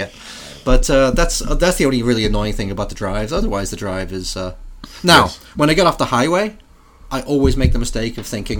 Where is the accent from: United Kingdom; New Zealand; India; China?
United Kingdom; England; now in United States; Well, I was born in England, so I'm English.